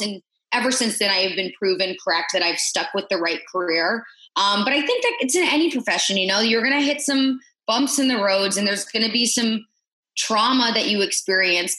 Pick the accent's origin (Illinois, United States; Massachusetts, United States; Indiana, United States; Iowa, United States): Indiana, United States; Indianapolis; moved away as an adult; also born or lived in Huntington / Kansas City; my hometown of Indianapolis